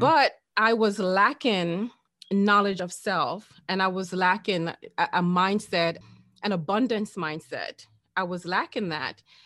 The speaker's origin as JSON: {"language": "English", "country": "Jamaica", "said": "I'm Jamaican"}